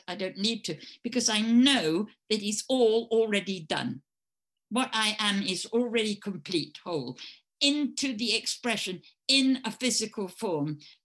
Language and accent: English; England, United Kingdom; accent: English; in America, they liked my English accent